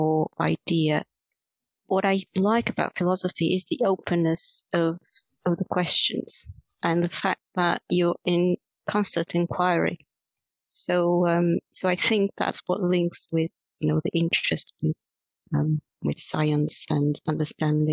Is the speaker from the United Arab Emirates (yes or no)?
no; Porto, Norte, Portugal; moved away as an adult; also born or lived in Reading, United Kingdom; now in Exeter, United Kingdom; I was in Porto, which is my hometown in Portugal